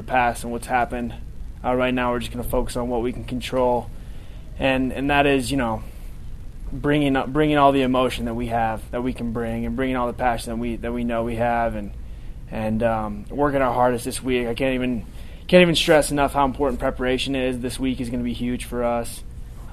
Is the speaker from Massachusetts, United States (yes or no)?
no; Washington, United States; moved away as an adult; I grew up in Washington